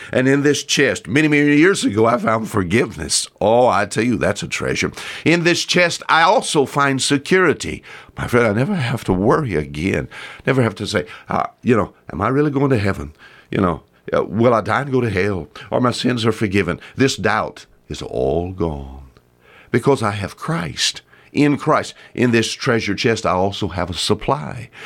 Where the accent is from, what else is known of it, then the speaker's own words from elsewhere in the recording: Bon Secour River, Alabama Gulf Coast, United States; I was raised on the Bonsuku River here